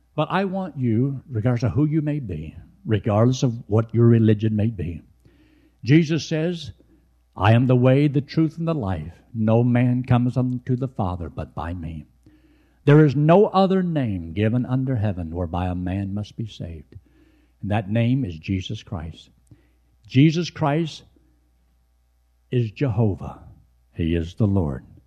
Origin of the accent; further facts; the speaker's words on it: United States; I was born in America.